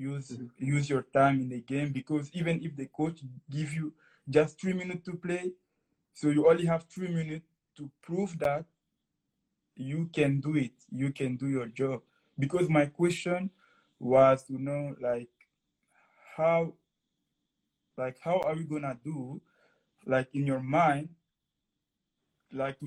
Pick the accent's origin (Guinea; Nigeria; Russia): Guinea; first language French; English is a second language; now in Moncton, Canada; I'm living now in Moncton, Canada. And I come from Guinea-Conakry in West Africa.